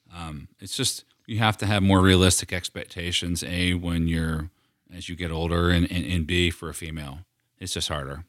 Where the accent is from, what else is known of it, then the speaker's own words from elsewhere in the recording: near Philadelphia, Pennsylvania, United States; now in Knoxville, United States; the nicer Italian restaurants that we had growing up near Philadelphia